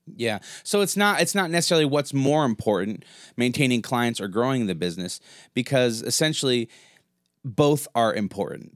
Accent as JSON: {"language": "English", "country": "United States", "said": "I'm American"}